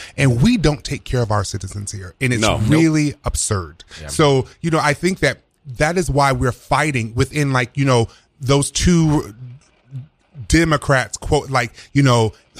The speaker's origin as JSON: {"language": "English", "region": "the South", "country": "United States", "said": "I'm a Democrat, but it's really like, I really am progressive, but there's a part of me that's conservative in some of my views because I'm from the South."}